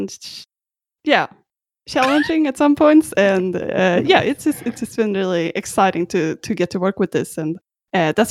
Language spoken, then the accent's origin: English; Sweden; also born or lived in Australia; now in Vancouver, Canada; I'm not actually from Canada, unfortunately. No, I'm from Sweden originally, and I actually lived in Australia a bit before this as well.